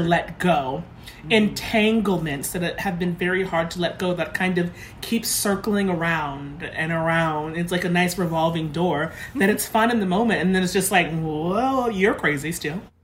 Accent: Lynn, Massachusetts, United States; I'm from the North Shore

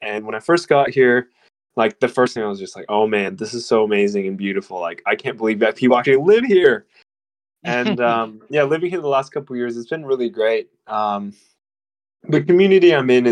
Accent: Chehalis, Washington, United States; moved away as an adult; now in Murwillumbah, Australia; I grew up in a small town called Chehalis

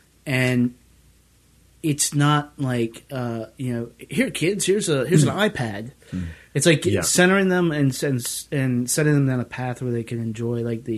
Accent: the South, United States; Well, like where I grew up, and we'll actually talk a little bit more about where I grew up in the South.

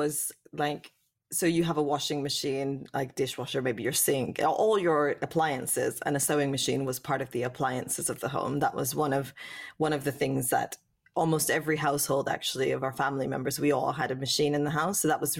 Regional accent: West Coast, Canada; born there; I was born in Canada, in the West Coast.

